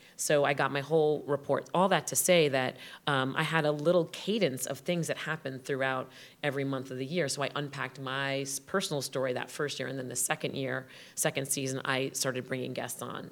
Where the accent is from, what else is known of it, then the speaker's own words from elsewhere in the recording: Westerly, Rhode Island, United States; "Where did you grow up?" I said, "Rhode Island."